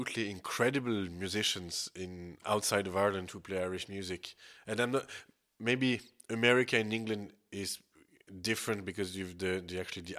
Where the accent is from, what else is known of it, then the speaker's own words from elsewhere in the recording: Switzerland; I come from Switzerland